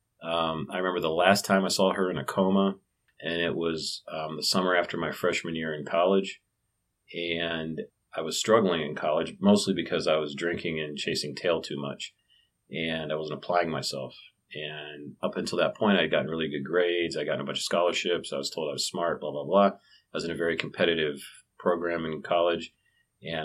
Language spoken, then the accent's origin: English; Canton, Ohio, United States; also born or lived in Wheeling, West Virginia; I was born in Wheeling, West Virginia, and I grew up in Canton, Ohio